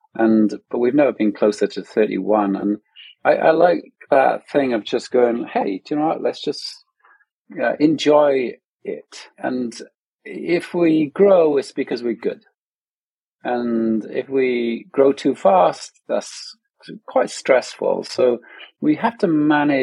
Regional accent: Wales, United Kingdom; moved away; also born or lived in London; we're from Wales originally

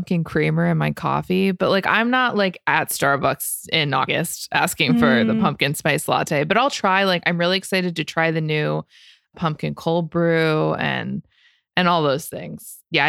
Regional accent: Florida, United States; That's how I felt growing up in Florida.

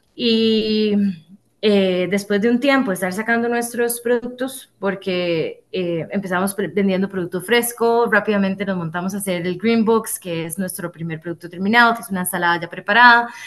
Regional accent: Costa Rica; nosotros somos ticos

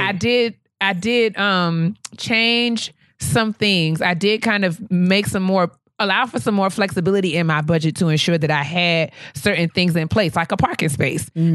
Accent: New York, United States; moved away as an adult; now in Washington, D.C., United States; leaving New York where I grew up

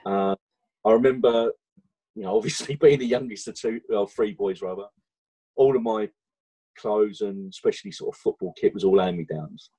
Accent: London, United Kingdom; Born and bred in East London

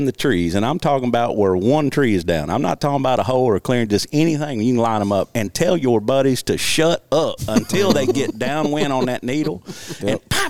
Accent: Big Lake, Arkansas, United States; I grew up hunting in Big Lake.

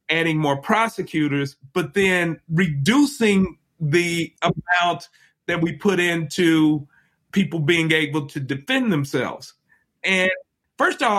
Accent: Chicago, Illinois, United States; I'm from Chicago and I grew up in the 80s

